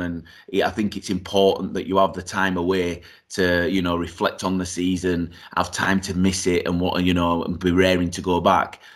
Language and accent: English; Yorkshire and the Humber, United Kingdom; also born or lived in Eswatini (Swaziland); I was born in Swaziland, uh, moved over here when I was three years old